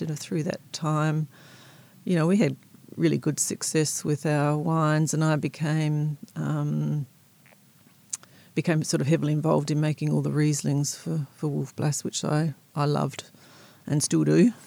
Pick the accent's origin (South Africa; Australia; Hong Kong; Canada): Australia; South Australia; moved away as an adult; also born or lived in Seattle, United States; now in Blenheim, New Zealand; I grew up in South Australia um, on a farm, quite close to Coonawarra wine growing region.